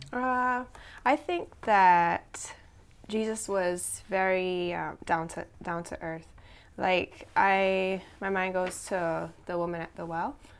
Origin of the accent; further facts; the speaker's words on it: Cayman Islands; I'm from the Cayman Islands